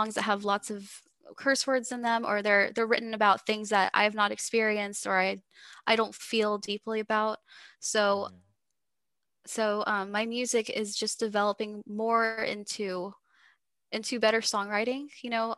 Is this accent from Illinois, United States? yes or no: no; Texas, United States; accent: Texas; Sorry, you can hear my Texas accent.